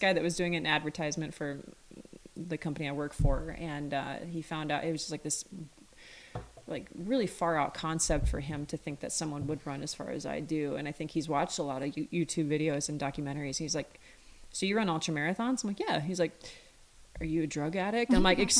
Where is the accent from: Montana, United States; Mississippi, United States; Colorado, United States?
Montana, United States; growing up in Montana